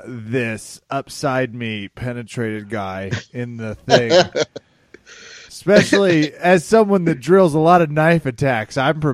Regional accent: Kansas, United States; moved away; I'm from Kansas. That's where I spent the holidays.

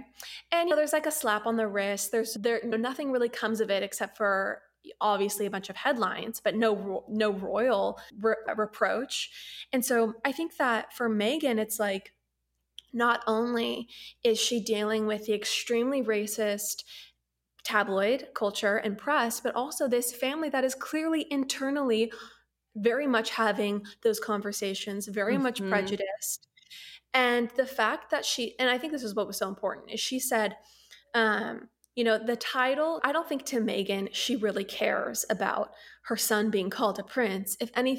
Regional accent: United States; we all knew about the royals growing up as Americans

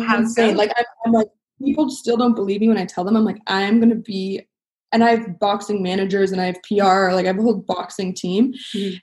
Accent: Los Angeles, California, United States; My dad is a famous actor, and so I grew up like in Hollywood

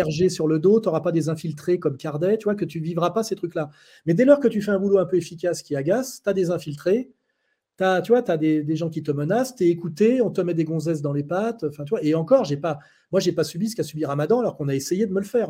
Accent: France; moved away as an adult; now in Switzerland; Je suis français, donc je suis né français

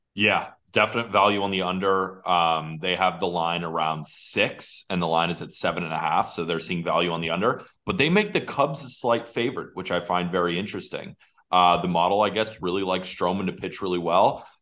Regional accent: West Coast, United States; I grew up on the West Coast

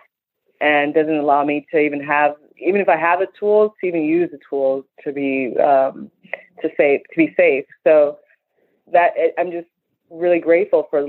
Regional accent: Chicago, Illinois, United States; I'm from Chicago and I'm Nigerian

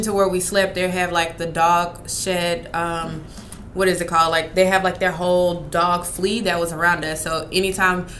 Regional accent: United States; coming from the U.S.

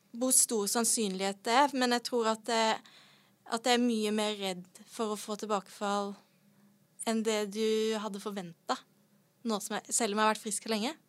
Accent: Sørlandet, Norway; Jeg er fra Sørlandet.

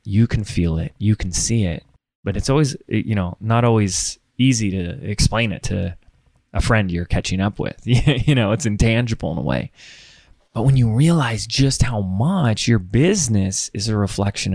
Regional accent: Laguna Beach, California, United States; also born or lived in Sedona, Arizona; my hometown is Laguna Beach, California

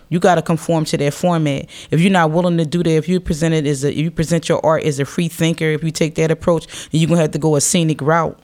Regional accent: Philadelphia, Pennsylvania, United States; I represent Philadelphia because I'm a Philadelphian.

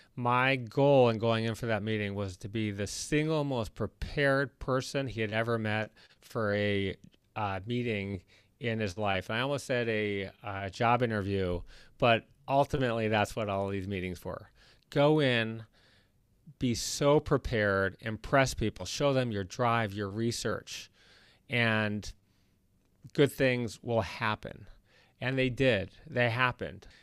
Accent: Detroit, Michigan, United States; moved away as an adult; now in Los Angeles, United States; I grew up in Detroit, Michigan

